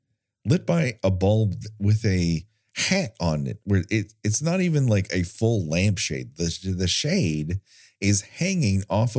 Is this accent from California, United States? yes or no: yes; California, United States; I'm from California